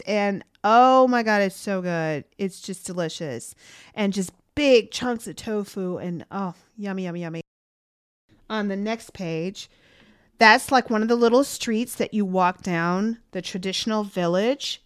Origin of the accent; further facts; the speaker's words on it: Chicago, Illinois, United States; I'm from Chicago